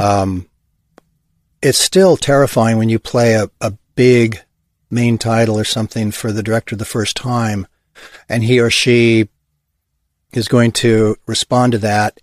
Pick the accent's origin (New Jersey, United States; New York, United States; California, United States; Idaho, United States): California, United States; Hawthorne; also born or lived in Los Angeles / Ojai; I grew up in Hawthorne, Gardena, Torrance, South Bay Area.